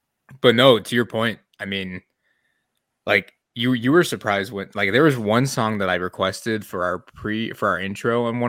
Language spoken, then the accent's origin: English; Detroit, Michigan, United States; I'm from Detroit